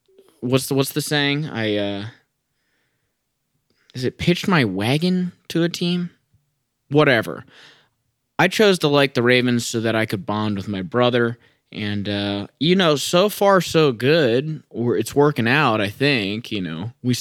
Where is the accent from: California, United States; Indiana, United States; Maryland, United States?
Maryland, United States; born there; also born or lived in Florida / Chicago; oh, I was born in Maryland. Then I went to Florida. Then I moved to Chicago. I've also been to Brazil. I travel everywhere. But I was born in Maryland